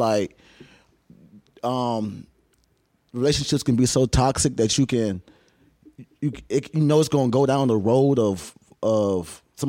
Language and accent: English; Savannah, Georgia, United States; I grew up in Savannah, Georgia.